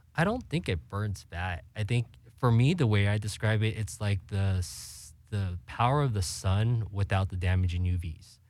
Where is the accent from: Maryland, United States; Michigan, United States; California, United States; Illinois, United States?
California, United States; born and raised in Cali